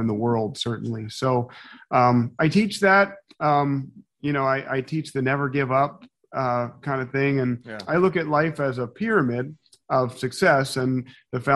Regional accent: Philadelphia, Pennsylvania, United States; I'm from Philadelphia

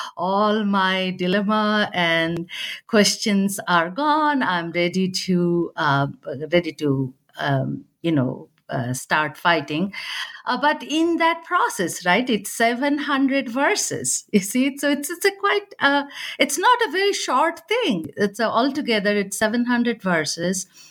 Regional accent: Bihar and Bengal, eastern India, India; I grew up in India, you know, in the Bihar and Bengal, that, uh, eastern part of India

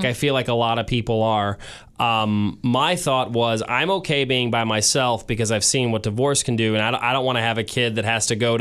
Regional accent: St. Louis, Missouri, United States; I was born and raised in St. Louis

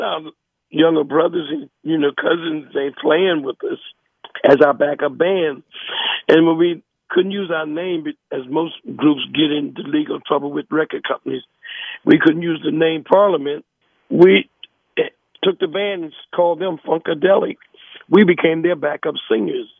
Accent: New Jersey, United States; also born or lived in North Carolina; I was born in North Carolina, but I was raised in New Jersey.

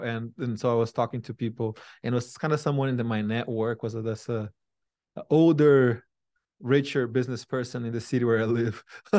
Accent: Brazil; English is a second language; moved away as an adult; now in United States; I moved here about 12 years ago. From Brazil, and I barely spoke any English, but I knew how to code.

